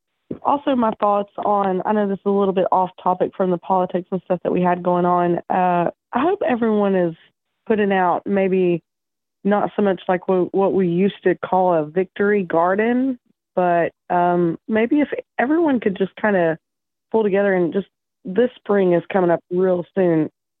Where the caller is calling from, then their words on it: East Tennessee, United States; I'm calling from East Tennessee.